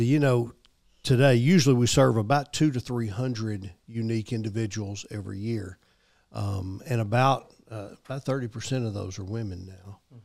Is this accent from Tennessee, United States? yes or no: yes; Memphis, Tennessee, United States; moved away as an adult; now in Murfreesboro, United States; I'm from Memphis originally, but I've been here in Murfreesboro for, gosh, a little over thirty years now